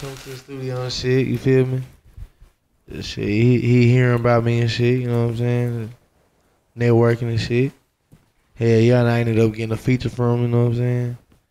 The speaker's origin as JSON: {"language": "English", "town": "Texas City", "region": "Texas", "country": "United States", "said": "I'm from Tex City strictly. Never did one day in school in Galveston. Tex City."}